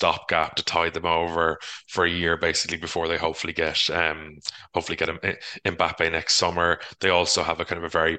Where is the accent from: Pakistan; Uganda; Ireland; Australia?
Ireland; as Irish people